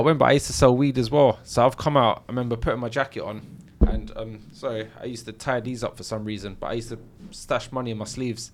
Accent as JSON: {"language": "English", "region": "London", "country": "United Kingdom", "tie": "born or raised there", "said": "I grew up in Battersea, South London"}